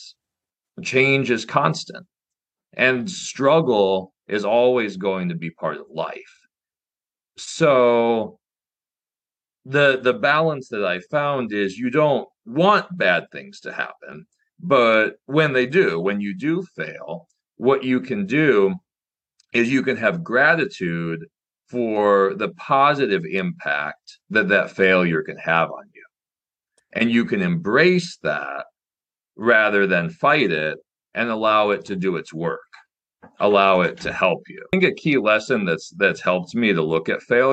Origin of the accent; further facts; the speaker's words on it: Nebraska, United States; I got into chess as a kid growing up in Nebraska